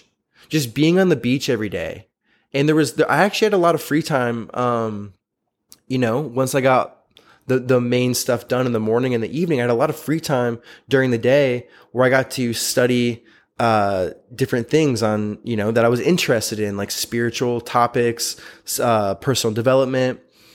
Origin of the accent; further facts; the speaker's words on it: Florida, United States; It was in New York. I was from Florida.